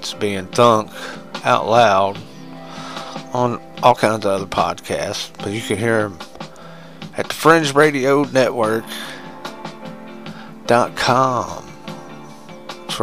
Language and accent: English; United States; I like being American